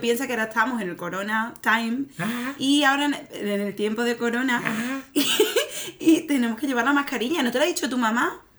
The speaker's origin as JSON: {"language": "Spanish", "region": "Extremadura", "country": "Spain", "moved": "as an adult", "lives_now": "Germany", "said": "yo soy de Extremadura."}